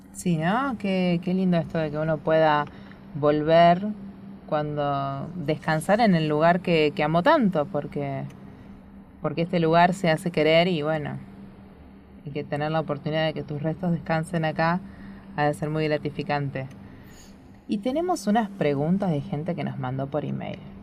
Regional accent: Buenos Aires, Argentina; nosotras que somos de Buenos Aires

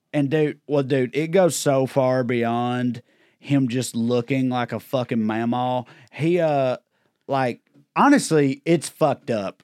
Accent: Celina, Tennessee, United States; I grew up in Salina, Tennessee

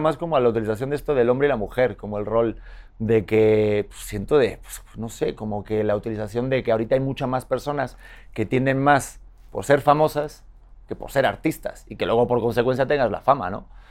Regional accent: Spain; accent: muy español; now in Mexico; tengo el acento muy español.

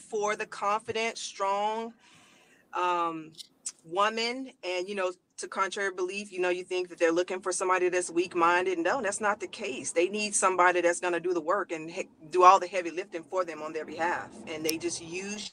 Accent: Louisiana, United States; moved away as an adult; now in Los Angeles, United States; I'm from Louisiana originally, and we both moved out here

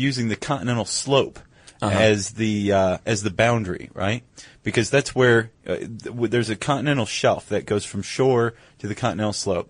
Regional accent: United States; I'm an American.

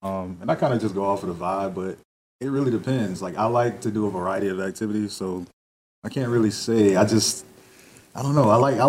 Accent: South Carolina, United States; I'm 31, and I am from South Carolina.

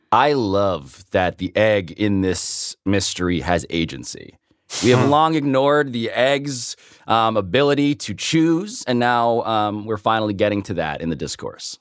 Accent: Philippines; I'm Filipino

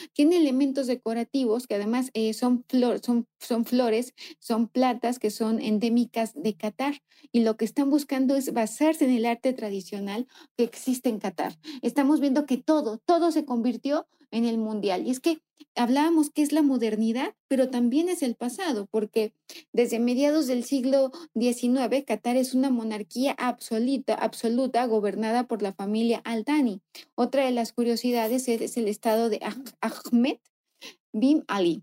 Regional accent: Mexico

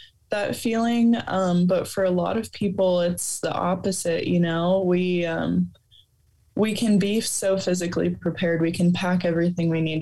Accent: Sandhills, Nebraska, United States; I also grew up out in the Sandhills

